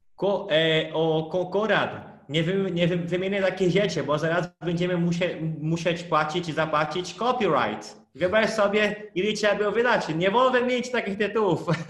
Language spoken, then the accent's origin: Polish; Brazil; Polish is a second language; moved away; pochodzę z innego planety, bo Brazylia to trochę inny świat